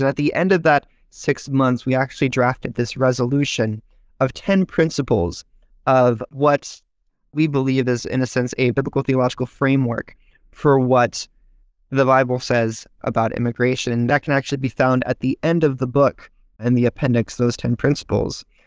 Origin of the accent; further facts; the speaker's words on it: Visalia, California, United States; I was born here in the United States in Visalia, California. It's about an hour's north of Bakersfield, if you're familiar. It's kind of the Central Valley area